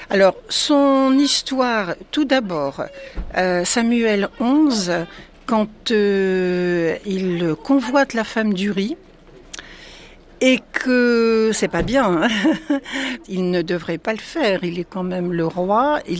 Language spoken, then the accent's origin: French; Nouvelle-Aquitaine, France; je viens du Poitou.